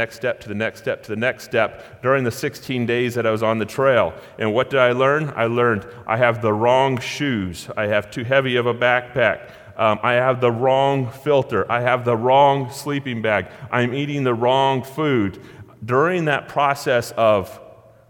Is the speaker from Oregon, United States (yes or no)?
yes; Gold Beach, Oregon, United States; Born and raised in Gold Beach, Oregon